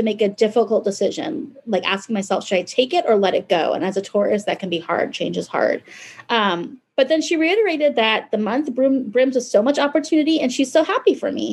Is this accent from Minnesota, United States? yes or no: no; Hawaii, United States; moved away; I was born in Hawaii and my family's all there